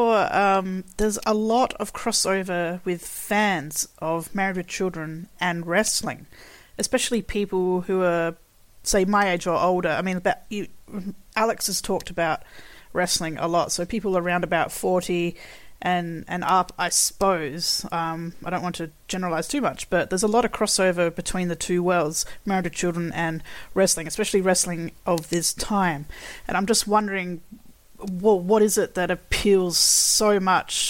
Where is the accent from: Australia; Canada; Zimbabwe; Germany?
Australia; Being Australian and being a girl